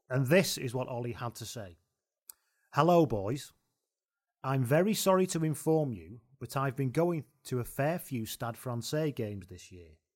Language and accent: English; Ireland; Even as an Irishman, I love listening to these lads talk about rugby and jinxing our matches, damn it.